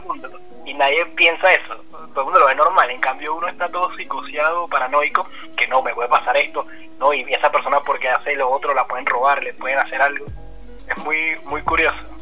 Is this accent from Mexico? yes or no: no; Venezuela; moved away as an adult; now in Buenos Aires, Argentina; Yo soy venezolano y vengo viviendo en Argentina desde hace tres años y medio